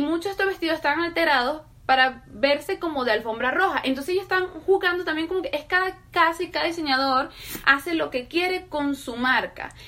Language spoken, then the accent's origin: Spanish; Venezuela; moved away; also born or lived in Colombia; para nosotros como venezolanos era muy común tener amigos, vecinos que fueran colombianos